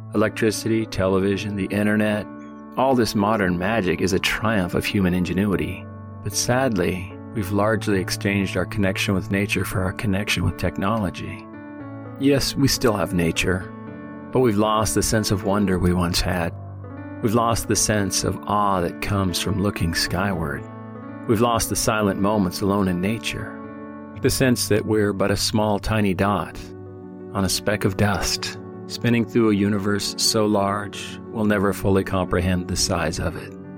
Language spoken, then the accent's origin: English; the Northwest, Pacific Northwest, United States; Growing up in the Northwest